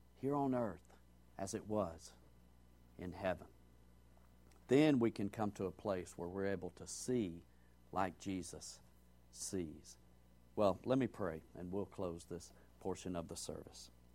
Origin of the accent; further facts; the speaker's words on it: Georgia, United States; as I grew up hearing in Georgia